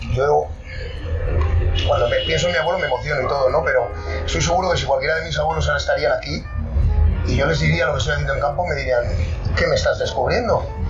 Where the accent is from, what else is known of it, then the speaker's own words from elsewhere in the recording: Labastida, Basque Country, Spain; yo, soy vasco, estoy en Río Jalavesa